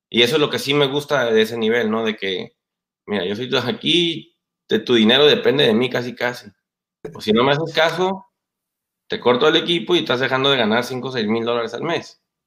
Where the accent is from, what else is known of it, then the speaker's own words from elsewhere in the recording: Mexico; moved away; Aunque mi papá es americano, pero pues yo crecí en México